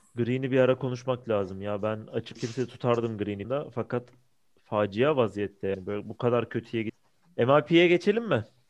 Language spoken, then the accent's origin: Turkish; Istanbul, Turkey; baba tarafım Samatyalı. Yani o filmin çekildiği yerde babam da büyümüş, ben de büyüdüm sayılır.